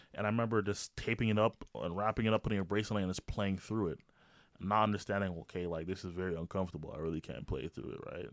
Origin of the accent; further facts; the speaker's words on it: Toronto, Ontario, Canada; moved away; I grew up in Toronto